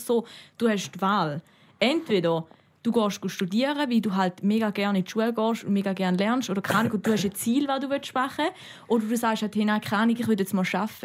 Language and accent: German; Switzerland; wie bei uns in der Schweiz